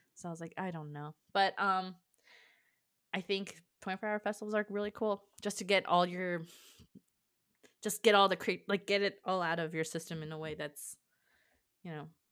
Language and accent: English; California, United States; moved away as an adult; also born or lived in Iowa; teenager to an adult in California